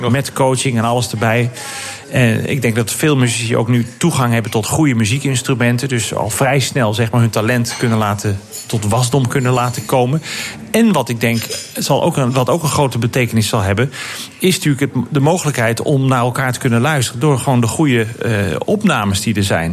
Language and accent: Dutch; Netherlands; als Nederlanders